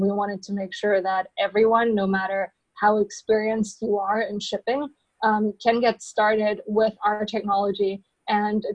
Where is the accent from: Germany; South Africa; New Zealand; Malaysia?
Germany; moved away as an adult; now in San Francisco, United States; I came to San Francisco roughly 4 or 5 years ago, and I'm originally from Germany.